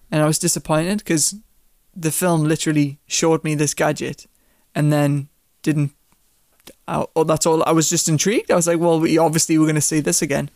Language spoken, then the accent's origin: English; United Kingdom; As a British person